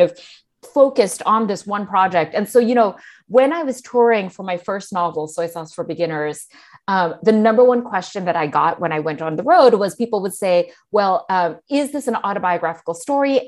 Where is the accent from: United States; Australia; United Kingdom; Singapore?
Singapore; growing up in Singapore